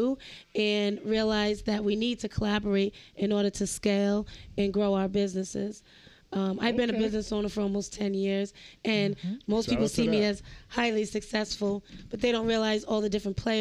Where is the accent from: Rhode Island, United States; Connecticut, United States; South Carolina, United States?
Rhode Island, United States; East Providence; I grew up in East Providence